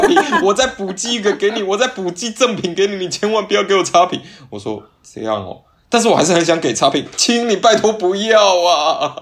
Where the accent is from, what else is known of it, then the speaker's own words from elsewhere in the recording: Yunlin County, Taiwan; moved away as an adult; now in Shanghai, China; 我老家园林人啊